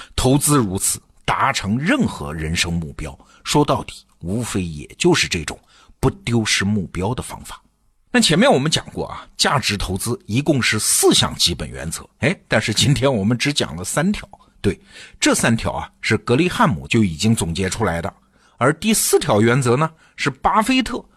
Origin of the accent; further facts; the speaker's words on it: China; 咱们中国人